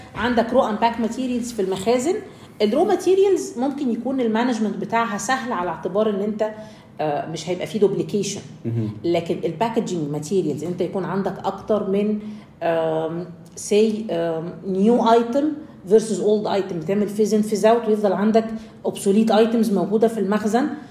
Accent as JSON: {"language": "Arabic", "country": "Egypt", "said": "عندنا في مصر"}